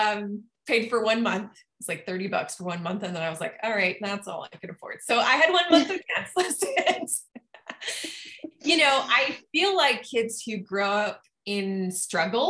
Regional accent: Utah, United States; also born or lived in Rexburg, Idaho; I lived with my mom in Utah during the school year

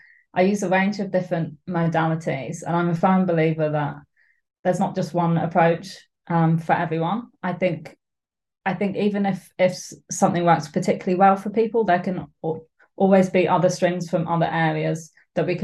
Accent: Suffolk, East of England, United Kingdom; also born or lived in Edinburgh; now in Glasgow, United Kingdom; I'm from Suffolk and my parents still live there, so I love going back

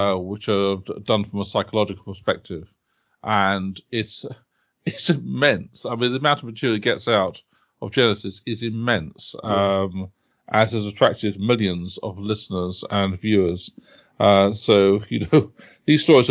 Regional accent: United Kingdom; also born or lived in Oxford; I've lived most of my life near London

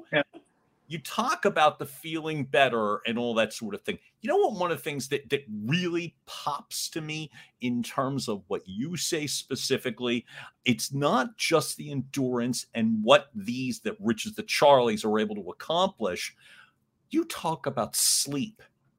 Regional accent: Philadelphia, Pennsylvania, United States; the way that we grew up in Northeast Philly.

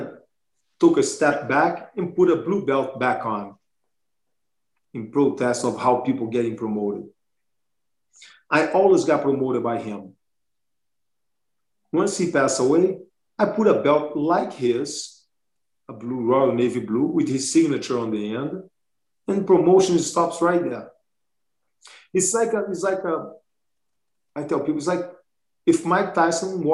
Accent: Brazil; now in Pocatello, United States; I grew up in Brazil, and it's hard sometimes for the police to arrive

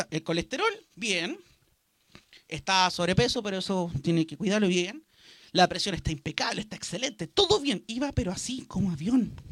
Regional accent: Copiapó, Atacama, Chile; also born or lived in Santiago; yo soy criado acá en Copiapó, pero llegué cuando tenía 8 años acá. Yo nací en Santiago.

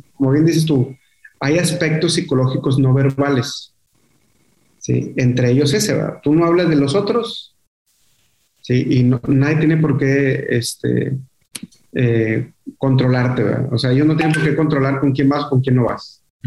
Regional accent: Monterrey, Nuevo León, Mexico; yo nací aquí en Monterrey, te digo, eh, y toda la vida estuve viviendo en, la colonia Mitras Norte

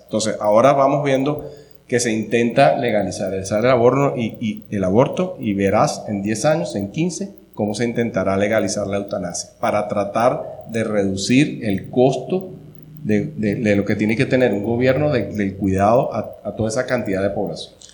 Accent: Venezuela; moved away as an adult; now in Costa Rica; soy venezolano

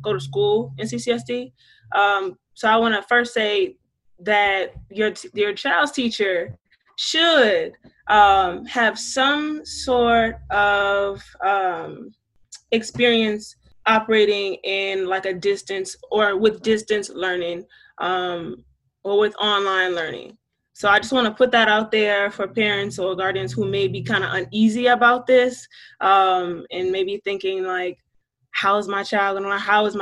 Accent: Georgetown, South Carolina, United States; I am from Georgetown, South Carolina. So I'm a Black woman from the South

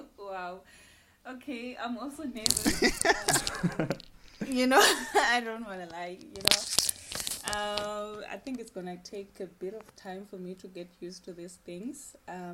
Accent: Venda, Limpopo, South Africa; now in Cape Town, South Africa; and I'm from Venda. Currently, I'm in Cape Town.

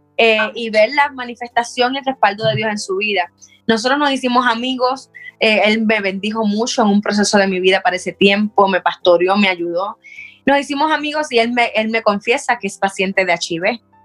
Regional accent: Puerto Rico; moved away as an adult; estudié en un colegio cristiano en Puerto Rico

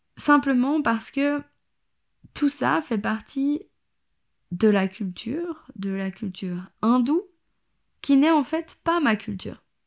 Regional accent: Switzerland; je suis suisse

